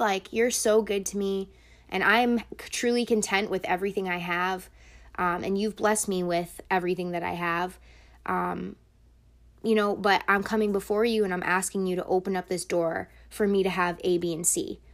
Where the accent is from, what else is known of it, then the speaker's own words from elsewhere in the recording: United States; I was born in America and I have a different life than them